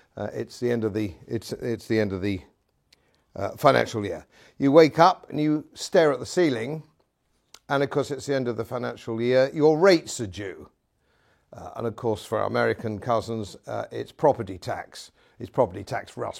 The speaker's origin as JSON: {"language": "English", "region": "England", "country": "United Kingdom", "said": "Being an Englishman, uh, in, in modern Britain"}